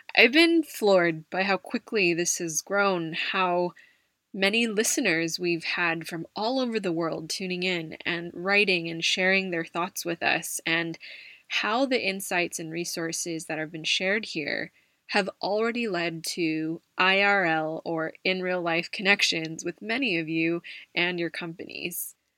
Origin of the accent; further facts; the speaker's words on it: United States; a tech company based out of the US, my home country